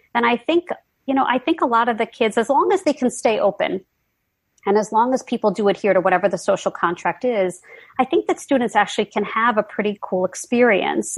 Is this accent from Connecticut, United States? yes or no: no; New York, United States; I'm a New Yorker